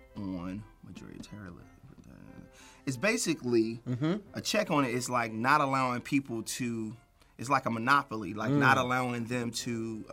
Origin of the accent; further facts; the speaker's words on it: Chicago, Illinois, United States; I'm from Chicago. I went to public school.